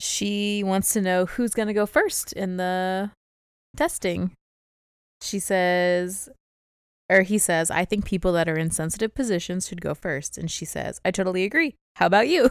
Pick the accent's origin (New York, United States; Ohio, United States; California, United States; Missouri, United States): Missouri, United States; St. Louis; accent: Southern; I'm from Saint Louis, not, like, Louisiana